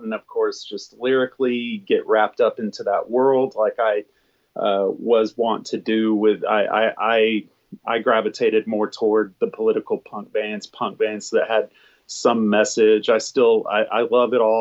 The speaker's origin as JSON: {"language": "English", "region": "small town Alabama", "country": "United States", "said": "small town Alabama, there was really nothing else to do. We're 90 miles from the Florida beach."}